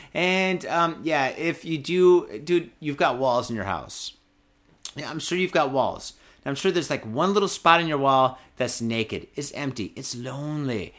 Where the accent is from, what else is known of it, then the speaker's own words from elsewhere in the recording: Detroit, Michigan, United States; now in Japan; my hometown is a piece of shit